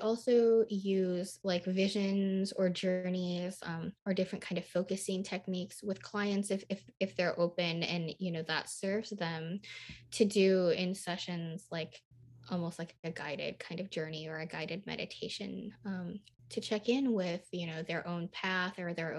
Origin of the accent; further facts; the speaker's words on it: Midwest, United States; also born or lived in Nashville, United States; I lived in Nashville, Tennessee, and I was raised in the Midwest, which is very close to the South and has a lot of Southern culture